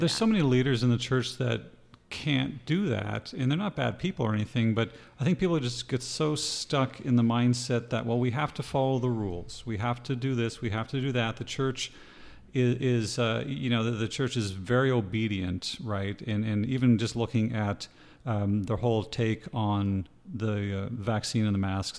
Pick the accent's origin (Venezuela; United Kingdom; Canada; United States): Canada; East Coast; moved away; I'm Canadian, and uh, we're from the East Coast